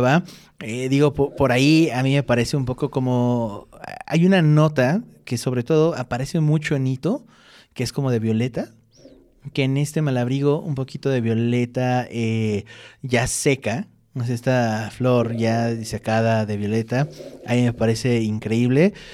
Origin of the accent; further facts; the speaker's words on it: Mexico; nosotros como mexicanos